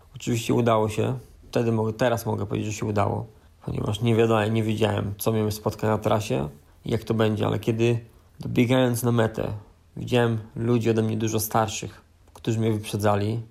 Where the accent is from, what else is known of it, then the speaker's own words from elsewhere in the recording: Brzeg, Opole Voivodeship, Poland; Pochodzę z niewielkiego miasta, metropolia to na pewno nie jest, brzeg, połowa drogi między Opolem a Wrocławiem